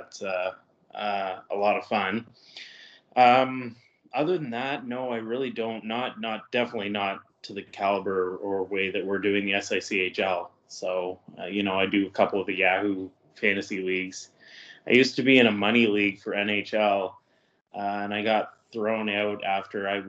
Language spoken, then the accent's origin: English; Ottawa, Ontario, Canada; moved away as an adult; also born or lived in Toronto; now in Kingston, Canada; I was born in Toronto and moved to Ottawa when I was probably just before junior kindergarten. So I grew up mostly in Ottawa